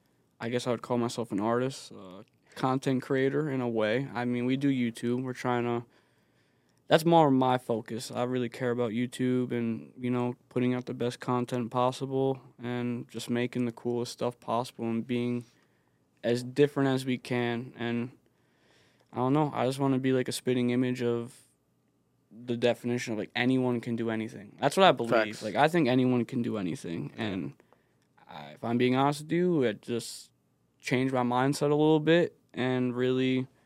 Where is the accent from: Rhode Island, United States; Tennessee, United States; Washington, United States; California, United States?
Rhode Island, United States; Bristol; So I grew up in Bristol with my father.